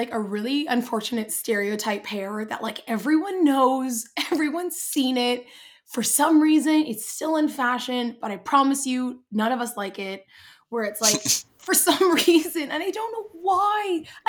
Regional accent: England, United Kingdom; You're going to ask for a manager and then slap me because I'm English.

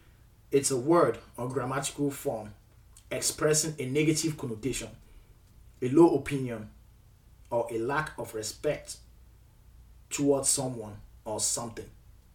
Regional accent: Nigeria; also born or lived in Cameroon; now in United States; I was born in Cameroon, raised in Nigeria, and currently residing in the United States of America. I am Nigerian by nationality, American by naturalization.

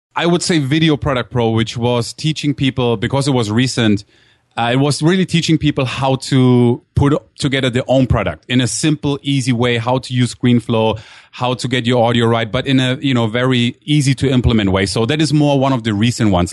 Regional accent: Germany; moved away as an adult; also born or lived in Durham, North Carolina, United States; now in San Diego, United States; I was born actually in Durham, North Carolina, and grew up in Germany

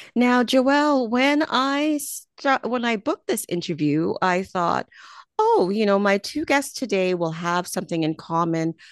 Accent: Canada; also born or lived in Jamaica; speaking as a Jamaican born, Canadian raised person

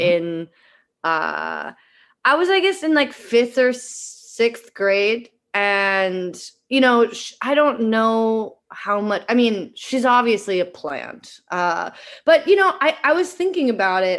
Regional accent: Eugene, Oregon, United States; moved away as an adult; also born or lived in Philadelphia; I grew up in Eugene, Oregon

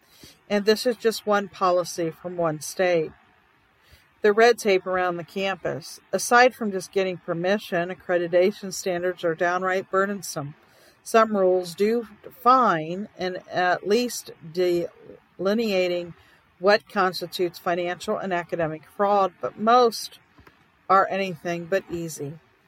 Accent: South Dakota, United States; in my home state of South Dakota

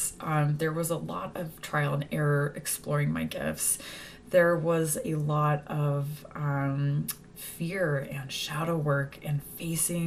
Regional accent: Texas, United States; moved away; Growing up in Texas

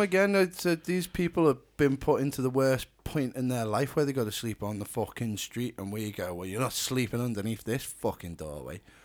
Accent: Ellesmere Port, North West England, United Kingdom; we're from Ellesmere Port

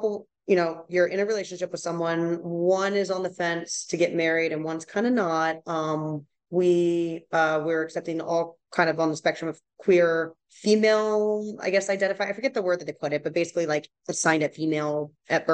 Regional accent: East Coast, United States; I'm from East Coast, you know, so it's a new thing going over West Coast

